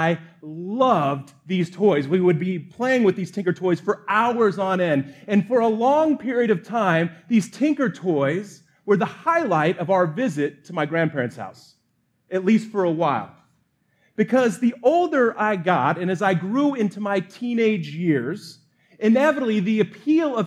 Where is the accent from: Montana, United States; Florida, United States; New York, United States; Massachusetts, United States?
Montana, United States; I was born in Montana